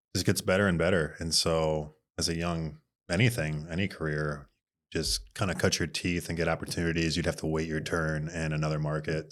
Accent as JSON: {"language": "English", "town": "Bloomington", "region": "Minnesota", "country": "United States", "tie": "born or raised there", "also_born_or_lived": "Moorhead, Minnesota / Fargo", "said": "I am from Mall of Americaville, A K A Bloomington, Minnesota"}